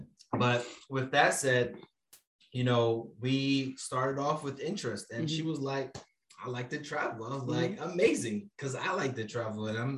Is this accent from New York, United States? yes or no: yes; New York City, New York, United States; I'm from Brooklyn.